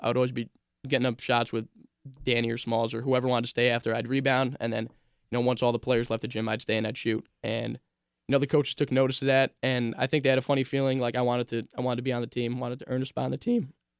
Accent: Loudonville, New York, United States; I'm from Loudonville. I mentioned earlier, Sienna's in Loudonville, and I live in Loudonville as well.

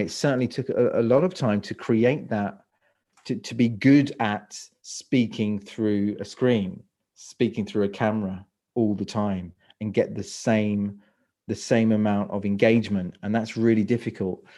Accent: London, United Kingdom; moved away as an adult; now in Croatia; I live in Croatia. I'm from London. So, uh, U K is, is my, is my native

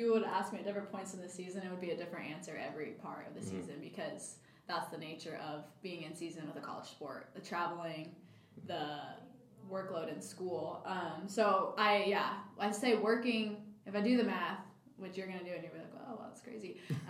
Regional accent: Cleveland, Tennessee, United States; So we're in Mississippi, in Cleveland, Mississippi, funny enough. We're from Cleveland, Tennessee.

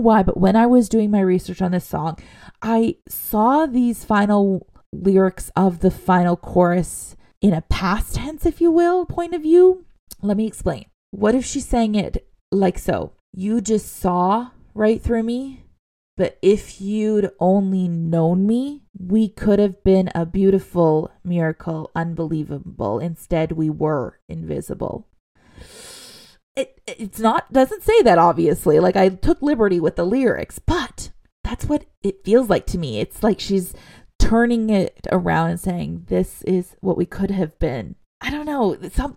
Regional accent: Canada; as a Canadian girl myself

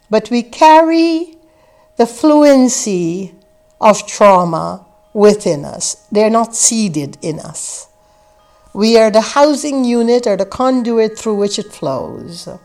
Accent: Guyana; I grew up in the British West Indies in a place called British Guiana in South America, in a village that had less than 500 inhabitants scattered along the mangrove fringed coast of the Atlantic Ocean.

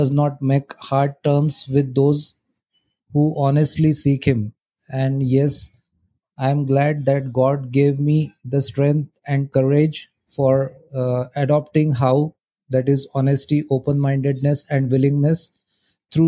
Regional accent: India; I'm from India.

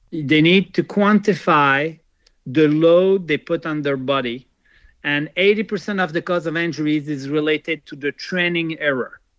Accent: Switzerland; English is a second language; I never go there, even if I come from from Switzerland.

